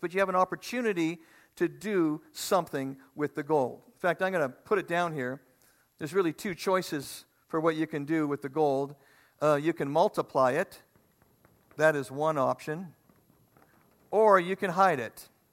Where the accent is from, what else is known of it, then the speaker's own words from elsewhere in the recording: Manitoba, Canada; We're from Manitoba, right by the lake